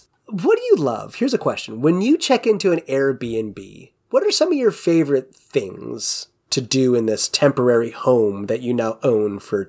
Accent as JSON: {"language": "English", "region": "Ohio", "country": "United States", "tie": "born or raised there", "said": "growing up in the Midwest in Ohio"}